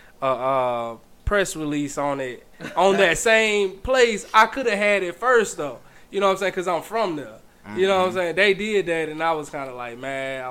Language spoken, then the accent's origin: English; Greene County, Alabama, United States; moved away as an adult; now in Birmingham, United States; graduating from high school and all that shit in Greene County